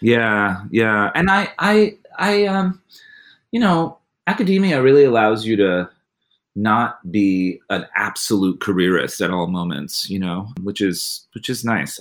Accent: United States

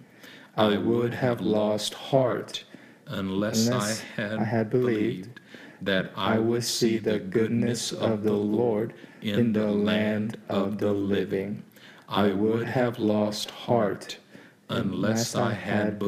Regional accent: Walnut Creek, California, United States; I'm from Walnut Creek

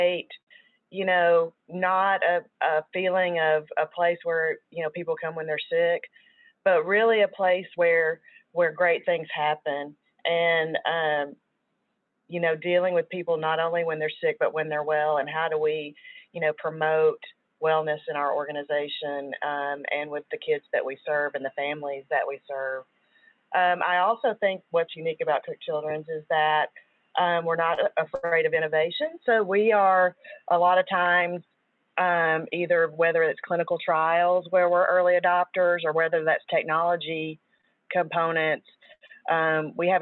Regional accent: Chicago, Illinois, United States; accent: Chicago; now in Fort Worth, United States; my accent sometimes totally gives the Chicago vibe

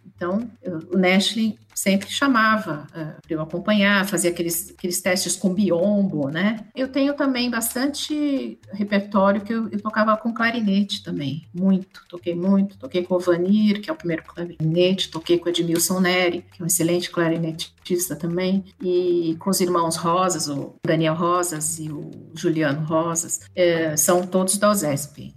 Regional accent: São Paulo, Brazil; moved away as an adult; now in Bragança Paulista, Brazil; Sou de São Paulo, estudei música em São Paulo

